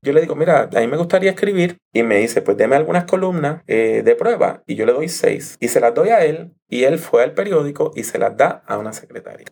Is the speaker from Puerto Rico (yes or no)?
yes; Puerto Rico; also born or lived in New York; yo me crié aquí en Puerto Rico